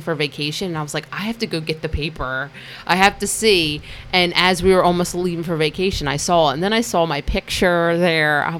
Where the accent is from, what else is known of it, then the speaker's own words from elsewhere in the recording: Hammonton, New Jersey, United States; I grew up right outside of Hammonton